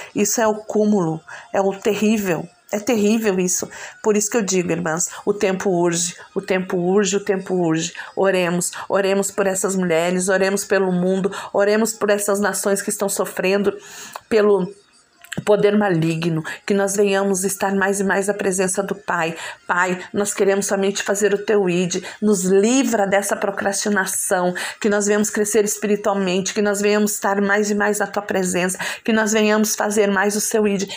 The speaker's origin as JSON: {"language": "Portuguese", "town": "Balneário Arroio do Silva", "region": "Santa Catarina", "country": "Brazil", "said": "Sou daqui do Arroio do Silva. Estou neste momento aqui em Arroio do Silva"}